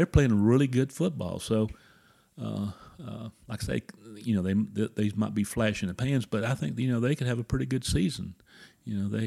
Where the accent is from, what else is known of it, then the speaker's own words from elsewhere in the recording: South Carolina, United States; moved away; I'm from South Carolina originally.